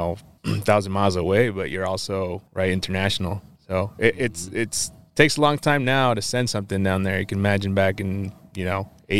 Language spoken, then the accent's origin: English; Walla Walla, Washington, United States; born there; I was born here, and actually in Washington State. I was born in Walla Walla.